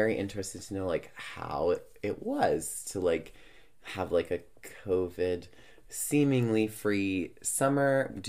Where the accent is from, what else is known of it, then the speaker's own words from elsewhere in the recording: New York, United States; now in Edmonton, Canada; But I'm like a New Yorker that lives in Edmonton.